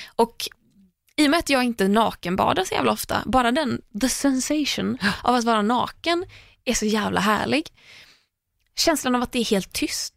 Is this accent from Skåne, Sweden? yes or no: no; Tahult, Västra Götaland, Sweden; moved away as an adult; now in Stockholm, Sweden; där jag är uppvuxen, eller det enda stället jag har bott på innan jag bodde i Stockholm är ganska långt ifrån vatten. Så att just att åka och nattbada skulle aldrig hända i Tahult